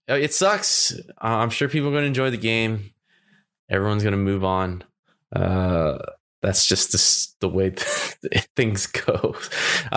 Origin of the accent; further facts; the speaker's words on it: California, United States; I'm from California